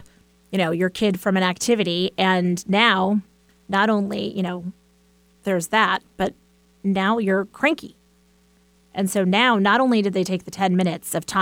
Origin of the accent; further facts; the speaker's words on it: East Coast, United States; I'm from the East Coast.